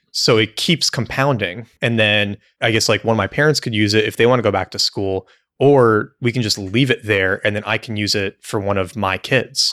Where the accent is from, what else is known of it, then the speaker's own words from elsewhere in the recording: United States; as an American